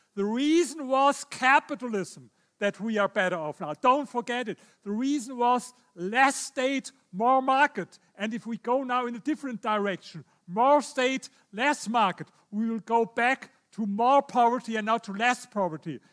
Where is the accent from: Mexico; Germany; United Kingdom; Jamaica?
Germany; I come from Germany.